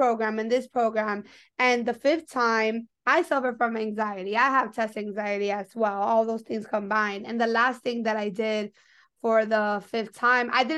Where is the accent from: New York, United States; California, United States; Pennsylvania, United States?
New York, United States; I'm from New York and I went to Fordham